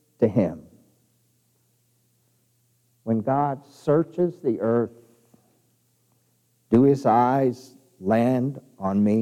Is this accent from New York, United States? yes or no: no; Kirtland, New Mexico, United States; now in Clovis, United States; I grew up in outside of Farmington. And I remember when I was a kid in Kirtland, New Mexico